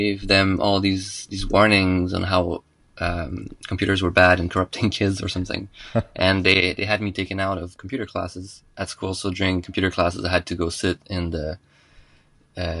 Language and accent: English; Montreal, Quebec, Canada; first language French; English is a second language; I'm from Montreal. Well, in the suburbs of Montreal.